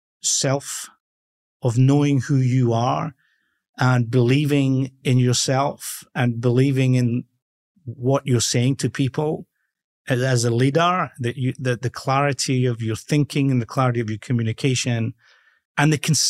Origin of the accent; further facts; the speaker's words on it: Edinburgh, Scotland, United Kingdom; born there; accent: Scottish with a hint of Irish; It's Scottish with a hint of Irish in it. But I was born in Edinburgh.